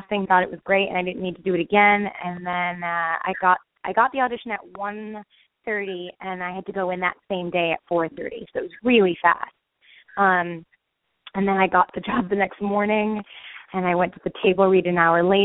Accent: Los Angeles, California, United States; also born or lived in Berkeley, California; I grew up in Los Angeles

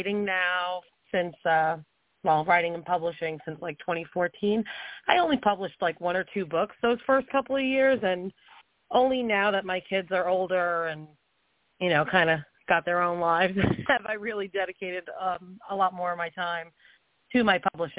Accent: New Jersey, United States; I'm from New Jersey. I love my home state

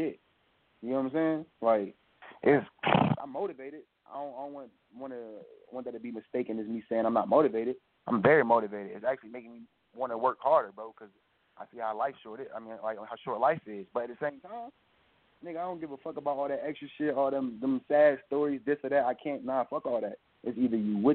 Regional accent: the South, United States; I'm from the South

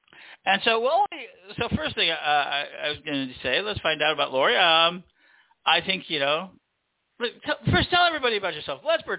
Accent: Chicago, Illinois, United States; the city of Chicago, my hometown.

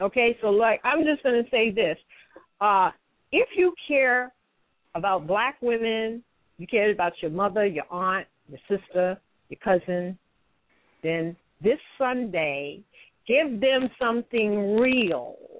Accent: New York City, New York, United States; I'm born and raised in New York City in Metropolitan Hospital

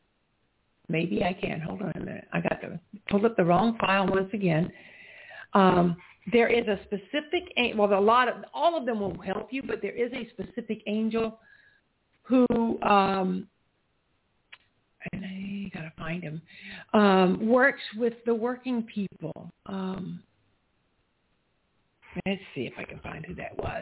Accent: South Carolina, United States; where I grew up in South Carolina

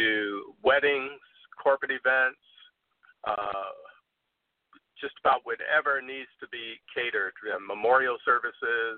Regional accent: Detroit, Michigan, United States; I was born and raised in Detroit, Michigan

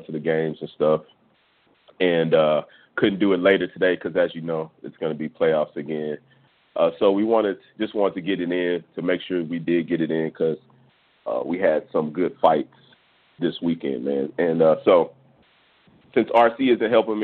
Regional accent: Houston, Texas, United States; I'm from Houston, Texas, and Santa Fe is probably, you know, Santa Fe is a place that's probably 20 minutes away from where I grew up

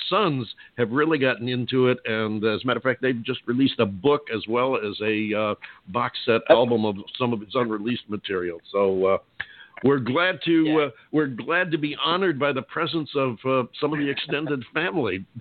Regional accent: Utica, Rome, central New York, United States; also born or lived in Southern California; now in Arizona, United States; I'm from a little bit northwest of there, up in the Utica, Rome, central New York area

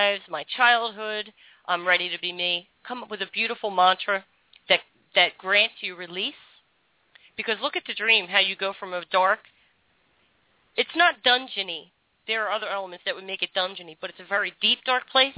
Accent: Philadelphia, Pennsylvania, United States; now in Florida, United States; I grew up in Philadelphia, and I always felt out of my element.

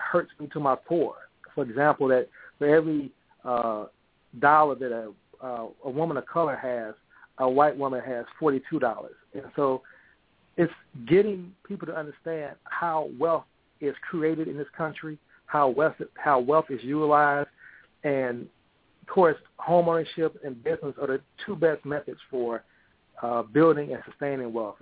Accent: St. Louis, Missouri, United States; I grew up in St. Louis

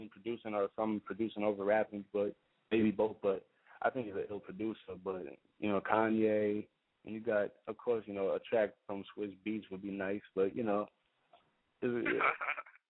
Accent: New York City, New York, United States; raised in Queens, Briarwood, Queens

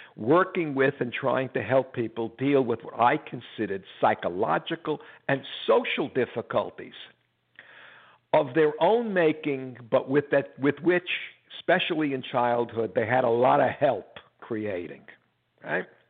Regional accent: United States; I'm an American, I'm a Jew.

